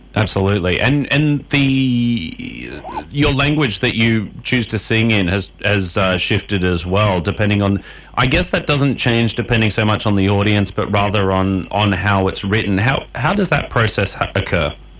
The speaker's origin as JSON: {"language": "English", "country": "Australia", "accent": "Australian", "said": "my Australian accent"}